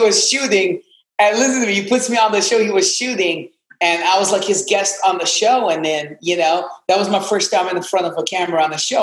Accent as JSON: {"language": "English", "town": "Amman", "region": "Amman Governorate", "country": "Jordan", "tie": "born or raised there", "also_born_or_lived": "Atlanta, Georgia / Ohio", "second_language": "English", "moved": "as an adult", "lives_now": "Miami, United States", "said": "I'm from Amman, Jordan. That's where I was born."}